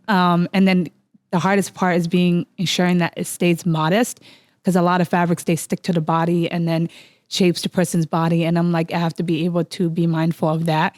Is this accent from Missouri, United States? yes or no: no; Minneapolis, Minnesota, United States; growing up in Cedar